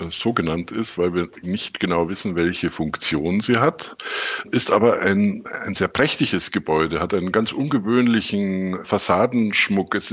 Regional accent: Neuburg an der Donau, Bavaria, Germany; Ich bin in Neuburg an der Donau im Oberbayern aufgewachsen, habe so die, die, die, übliche Laufbahn eines ja, sehr bildungsaffinen Elternhauses durchlaufen.

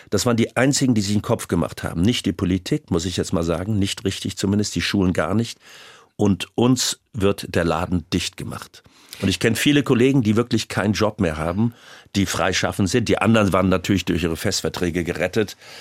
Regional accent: Rhineland, Germany; Ich bin ja auch Rheinländer

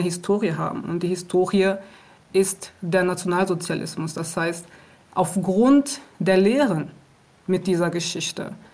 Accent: Aachen, North Rhine-Westphalia, Germany; born or raised there; moved away as an adult; also born or lived in Rwanda; now in Berlin, Germany

